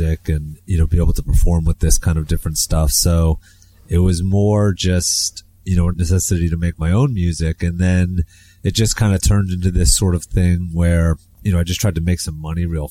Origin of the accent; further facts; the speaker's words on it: Fredericksburg, Virginia, United States; moved away as an adult; also born or lived in Providence, Rhode Island / Brooklyn, New York; now in New York, United States; I'm actually from Virginia, Fredericksburg, Virginia